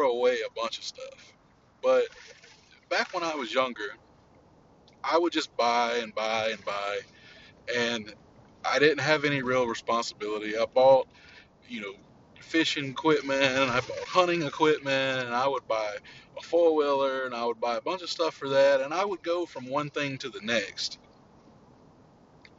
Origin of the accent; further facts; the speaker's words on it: Louisiana, United States; my days growing up in Louisiana